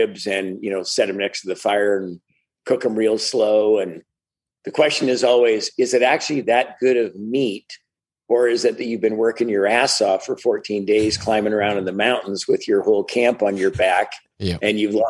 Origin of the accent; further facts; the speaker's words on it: Prince Albert, Saskatchewan, Canada; now in Seattle area, United States; I was actually born in Canada in Prince Albert, Saskatchewan, which is the middle of nowhere